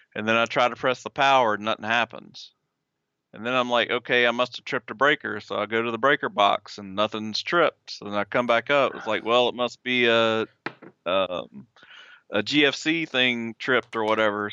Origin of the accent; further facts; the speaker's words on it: Southeast Arkansas, United States; I was born and raised in Arkansas, in Southeast Arkansas